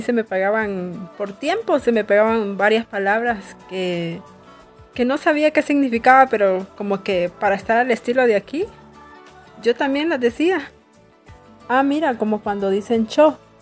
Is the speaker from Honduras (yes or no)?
yes; San Pedro Sula, Cortés, Honduras; now in La Esperanza, Honduras; yo soy de San Pedro Sula y yo me vine en el 2014 para aquí en la esperanza